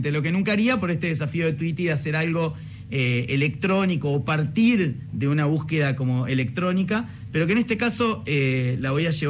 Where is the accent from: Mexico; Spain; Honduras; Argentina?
Argentina; pero sobre todo me siento muy argentino como compositor